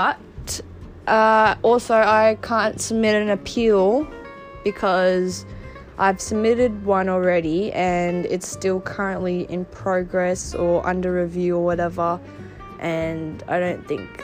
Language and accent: English; Melbourne, Victoria, Australia; I'm from Melbourne, Australia, the state that's not currently in lockdown.